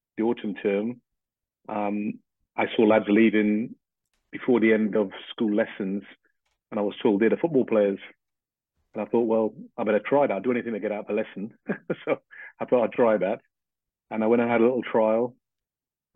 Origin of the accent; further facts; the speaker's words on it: Port of Spain, Trinidad & Tobago; moved away; also born or lived in Grenada; I was six when I left to come to Trinidad. And what I remember in Trinidad was we lived in one of the suburbs in Port of Spain, the capital of Trinidad.